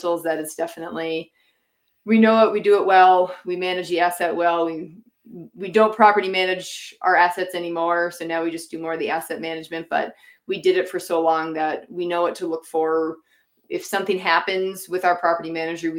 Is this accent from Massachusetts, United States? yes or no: yes; Massachusetts, United States; born or raised there; moved away as an adult; now in Utah, United States